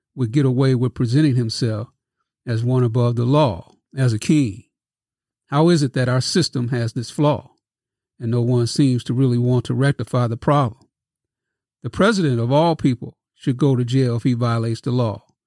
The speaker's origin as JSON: {"language": "English", "town": "Kirkwood", "region": "Missouri", "country": "United States", "tie": "born or raised there", "also_born_or_lived": "Festus, Missouri / Crystal City, Missouri", "said": "born in Kirkwood, 30 miles away from Festus and Crystal City"}